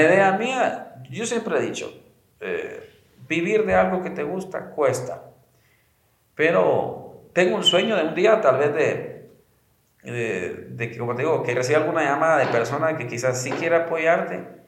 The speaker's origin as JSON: {"language": "Spanish", "country": "Guatemala", "said": "soy del lugar, soy de Guate"}